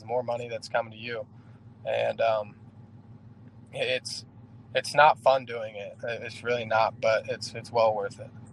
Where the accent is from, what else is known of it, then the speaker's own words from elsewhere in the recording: Indianapolis, Indiana, United States; my hometown ones with the skyline of Indianapolis and the 317 on the back